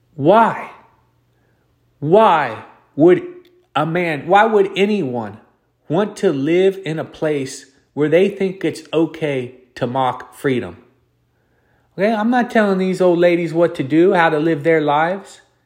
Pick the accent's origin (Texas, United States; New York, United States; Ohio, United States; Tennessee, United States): Ohio, United States; moved away; also born or lived in California; I'm a hillbilly country guy from Ohio